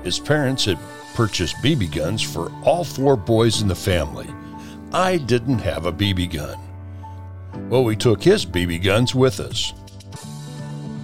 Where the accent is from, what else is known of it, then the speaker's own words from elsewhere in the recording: Chillicothe, Illinois, United States; as a kid how I used to ride my 26-inch red Schwinn bicycle with the basket on the front around my hometown of Chillicothe, Illinois